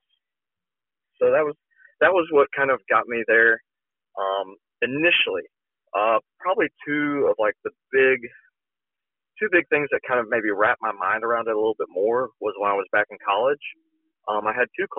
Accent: Alabama, United States; I grew up in very conservative Alabama

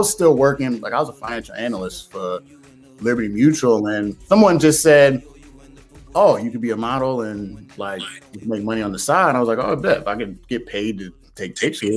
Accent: Indiana, United States; moved away as an adult; also born or lived in Boston / New York; I was born and raised in Indiana

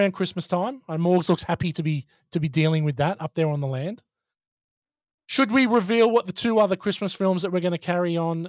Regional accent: Wisconsin, United States; And, you know, I'm from Wisconsin in the States.

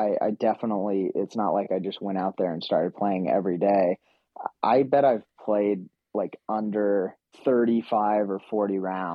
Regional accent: Utah, United States; my home state

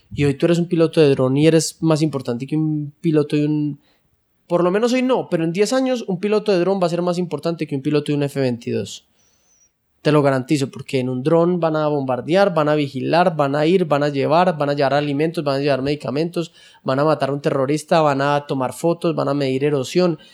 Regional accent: Colombia; estamos en un país como Colombia, medio tercermundista

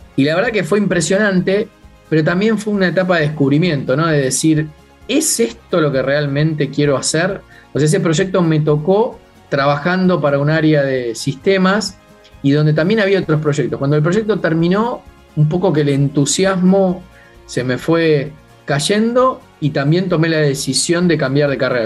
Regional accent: Buenos Aires, Argentina; Crecí en una familia de clase media, digamos, de aquí

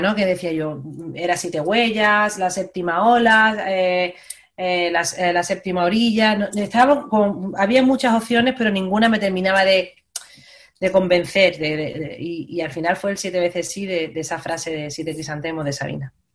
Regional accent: Málaga, Andalusia, Spain; moved away as an adult; now in Madrid, Spain; yo soy de Málaga, me vengo a vivir a Madrid

